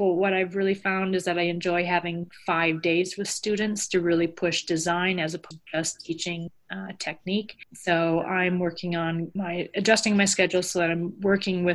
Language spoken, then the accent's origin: English; Midwest, United States; now in New York City, United States; I love being back in the Midwest with all my people out there